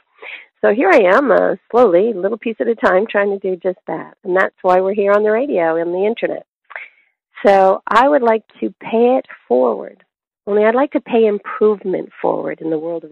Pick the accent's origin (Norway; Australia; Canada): Canada; now in United States; When I grew up, I grew up in Canada